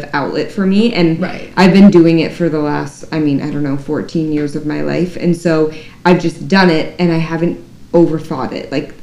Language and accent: English; Minnesota, United States; I'm from Minnesota